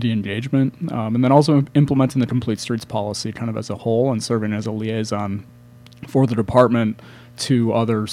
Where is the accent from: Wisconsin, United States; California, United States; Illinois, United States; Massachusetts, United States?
Wisconsin, United States; Milwaukee; moved away as an adult; also born or lived in Chicago; I'm originally from the Milwaukee area